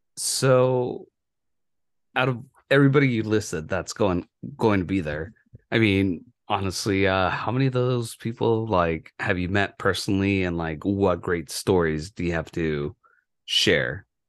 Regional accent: Yuma, Arizona, United States; moved away; my hometown

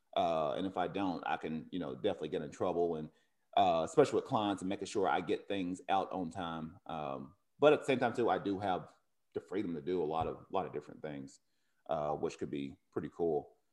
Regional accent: Cleveland, Tennessee, United States; now in Oceanside, United States; Cleveland High School, which is in Tennessee, one of my, my hometown.

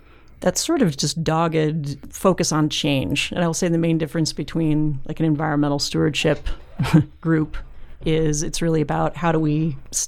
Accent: Boise, Idaho, United States; I grew up in Boise

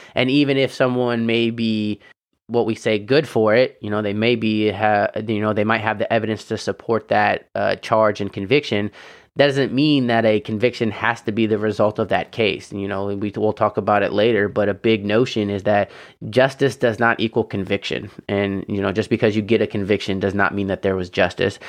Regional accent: Indiana, United States; moved away; also born or lived in California; my home state of Indiana

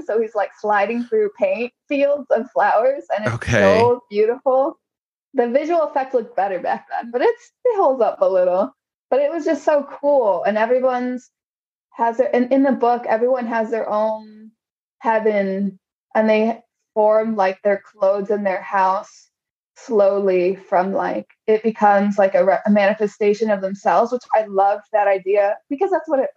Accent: Chicago, Illinois, United States; I grew up in Pilsen

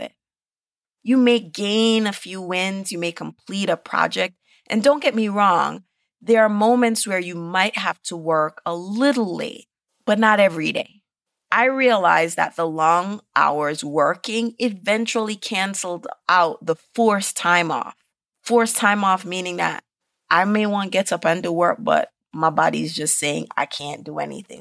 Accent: Jamaica; moved away; growing up in Jamaica

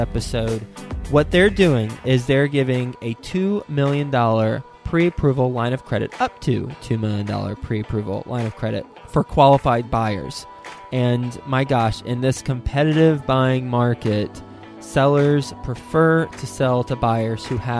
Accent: Fort Worth, Texas, United States; Fort Worth, Texas, where I grew up and call my hometown

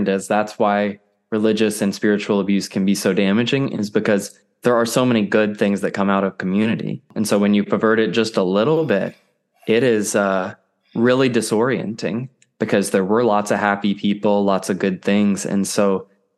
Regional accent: Central Kentucky, United States; now in Raleigh, United States; I'm from Central Kentucky, but I live in Raleigh, North Carolina now

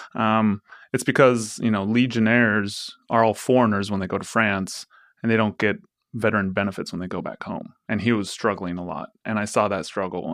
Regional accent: Forest Grove, Oregon, United States; I grew up in Forest Grove

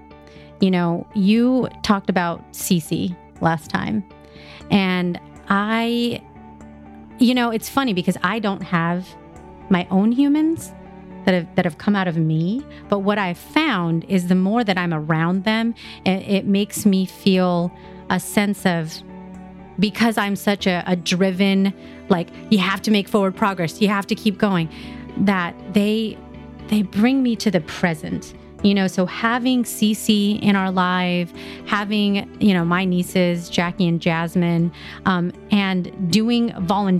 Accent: Philippines; I'm Filipino

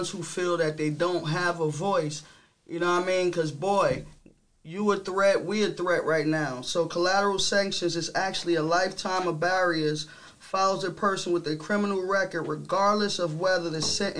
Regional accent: New York, United States; moved away; also born or lived in Maryland / Ohio; I'm from New York.

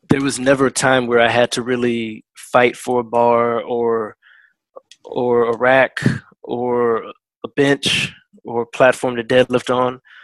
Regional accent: Woodbridge, Virginia, United States; moved away; I'm originally from Woodbridge, Virginia, USA

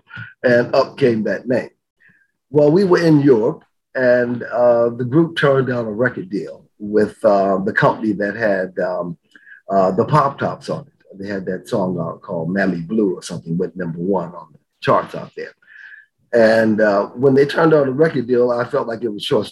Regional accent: Berkeley, California, United States; now in Hollywood, United States; Originally, I'm from Berkeley, California. And Berkeley was a wonderful town to grow up

